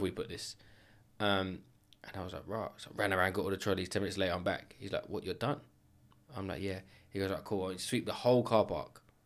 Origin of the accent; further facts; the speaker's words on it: London, United Kingdom; now in Enfield, United Kingdom; I grew up in Edmonton